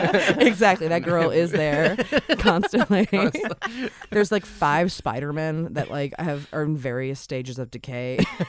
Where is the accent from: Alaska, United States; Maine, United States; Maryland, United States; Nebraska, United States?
Maryland, United States; moved away; No, I'm from Maryland originally.